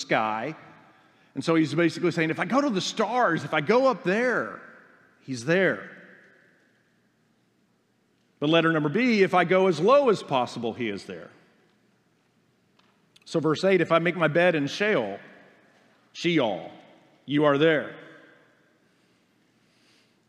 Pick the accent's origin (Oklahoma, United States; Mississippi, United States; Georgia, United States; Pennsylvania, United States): Oklahoma, United States; moved away as an adult; I'm from Oklahoma.